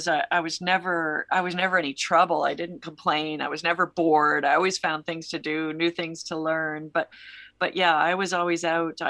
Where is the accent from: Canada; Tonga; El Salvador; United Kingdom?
Canada; I grew up in Canada